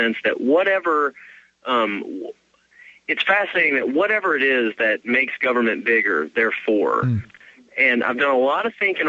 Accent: Kentucky, United States; I'm from Kentucky

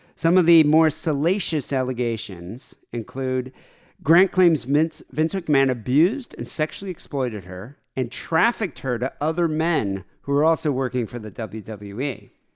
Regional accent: Michigan, United States; I grew up in Michigan

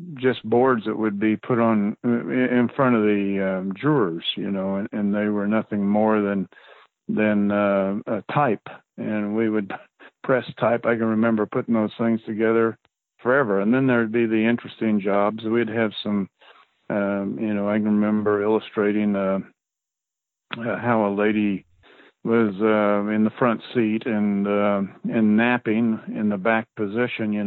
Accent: Loma, Colorado, United States; I grew up in the Fruta area in down in Loma, Colorado

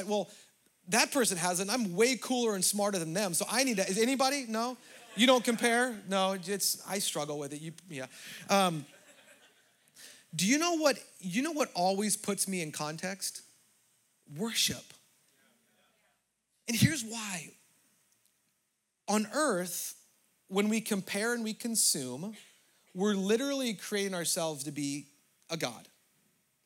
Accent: Southern California, United States; as a American, for me, white privileged, Southern California person

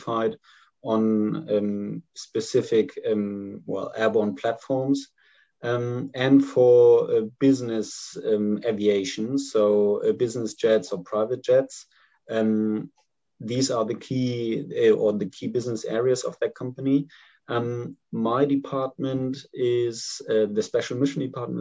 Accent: Germany; I'm from Germany

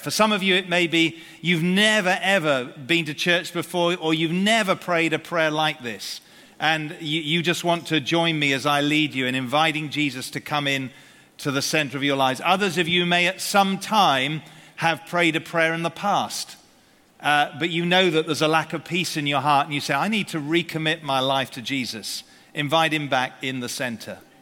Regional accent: United Kingdom; we're British here

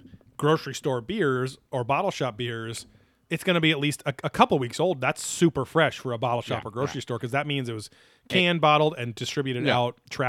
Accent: Pennsylvania, United States; I'm from the Valley of the Poconos.

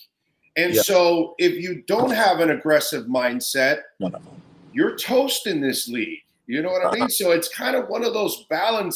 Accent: South Florida, United States; I'm born and raised in South Florida. So as a South Florida lifelong resident

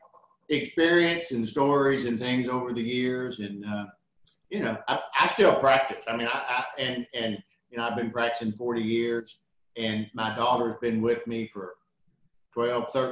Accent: Albany, Kentucky, United States; also born or lived in Texas; now in Somerset, United States; Actually born in Texas, but my father's in the Air Force and we came back to Kentucky, and I grew up in Kentucky from Clinton County down on the Tennessee line, Albany

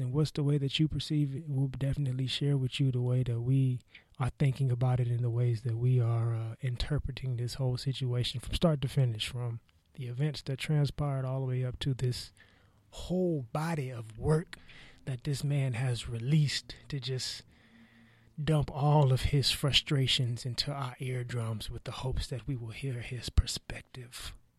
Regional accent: the Bay Area, California, United States; I was growing up in the Bay

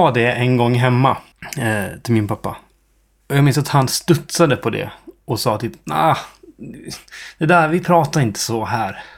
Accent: Dalarna County, Sweden; accent: dalmål; also born or lived in Stockholm; jag har inte tänkt medvetet tanken att jag ska sluta prata dalmål.

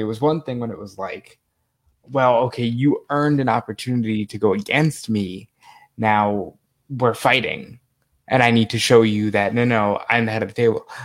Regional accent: New York, United States; I love New York. It is my hometown

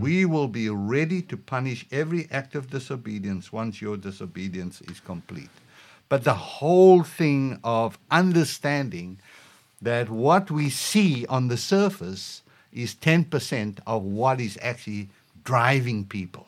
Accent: South Africa; moved away; just as a South African

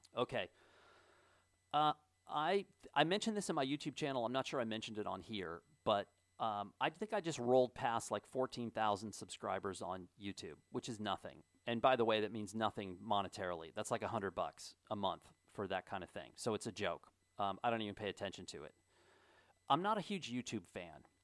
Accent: Kennerville, Indiana, United States; moved away; my hometown, Kennerville, Indiana

